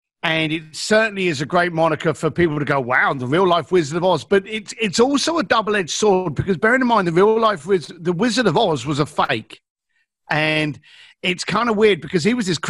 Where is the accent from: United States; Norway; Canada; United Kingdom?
United Kingdom; London; I'm an East London boy